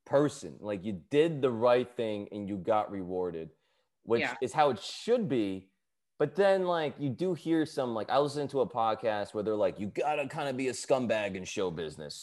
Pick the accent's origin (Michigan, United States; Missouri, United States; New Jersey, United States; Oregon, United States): New Jersey, United States; I grew up in New Jersey